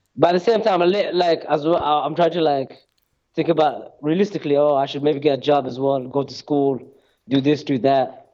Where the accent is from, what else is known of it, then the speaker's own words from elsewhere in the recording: Birmingham, West Midlands, United Kingdom; also born or lived in Somalia (parents); now in Norway; Growing up in Birmingham